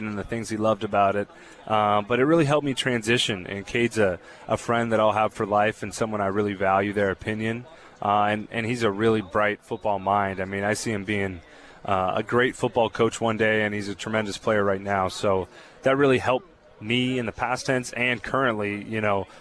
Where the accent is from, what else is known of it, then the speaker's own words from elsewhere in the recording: California, United States; I'm from California